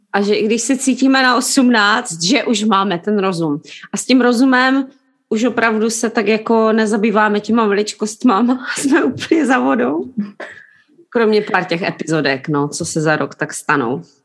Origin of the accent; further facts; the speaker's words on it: Jeseník, Olomouc Region, Czechia; now in London, United Kingdom; jsme v Londýně, ale pocházíme obě dvě z Jeseníku